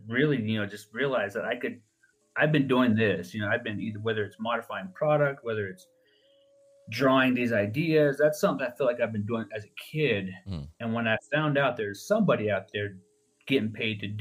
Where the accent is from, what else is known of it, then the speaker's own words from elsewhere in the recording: Navajo Nation, United States; when I was younger, growing up on the Navajo Nation